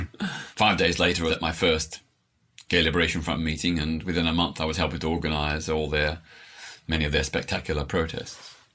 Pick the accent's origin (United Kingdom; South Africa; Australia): Australia; Melbourne, Victoria; I was born in Melbourne, Australia in 1952, so just seven years after the end of the Second World War.